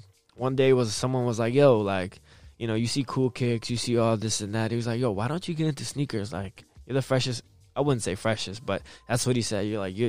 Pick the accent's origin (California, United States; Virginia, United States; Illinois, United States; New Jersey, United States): Virginia, United States; Arlington; Well, born and raised in Virginia.